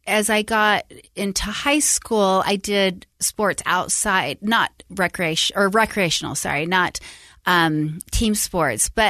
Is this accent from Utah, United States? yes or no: yes; Salt Lake City, Utah, United States; moved away as an adult; also born or lived in Tucson, Arizona / Sacramento, California; i grew up in utah um born and raised salt lake